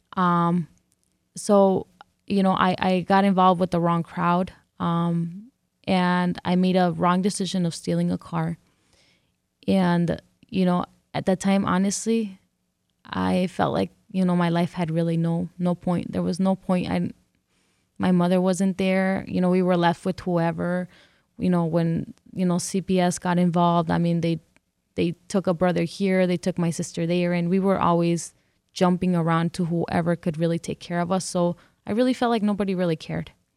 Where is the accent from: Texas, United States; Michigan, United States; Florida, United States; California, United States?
California, United States; first language English; moved away as an adult; also born or lived in Detroit; now in Mexico; I grew up here. I grew up in California, and this is the only place I know that is home.